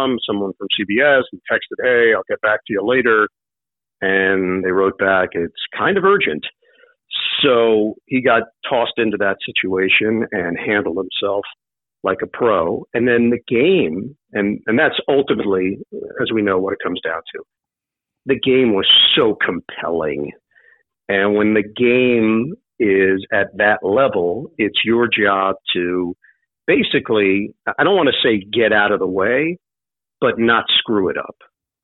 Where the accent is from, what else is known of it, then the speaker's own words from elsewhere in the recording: New York, United States; I want to be in New York. That's where I eventually want to be. I want to be in my hometown